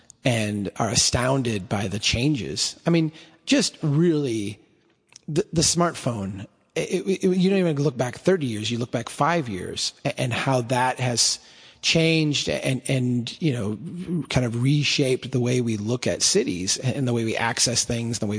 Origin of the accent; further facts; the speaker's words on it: Minnesota, United States; I'm Minnesotan